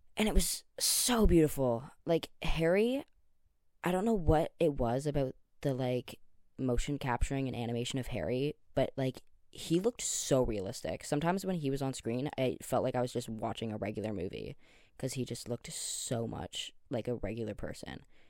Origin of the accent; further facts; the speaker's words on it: Canada; I'm Canadian